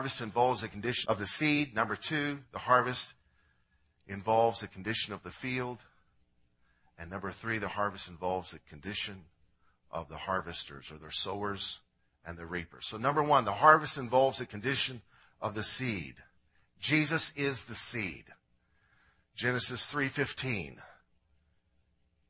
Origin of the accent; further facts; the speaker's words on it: Illinois, United States; I'm from Illinois